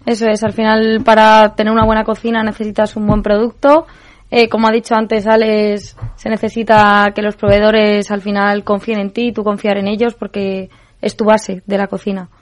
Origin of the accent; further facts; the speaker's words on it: Madrid, Community of Madrid, Spain; como buena madrileña